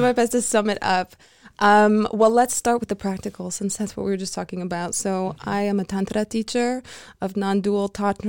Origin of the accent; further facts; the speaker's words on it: United States; I'm from the middle of the Unit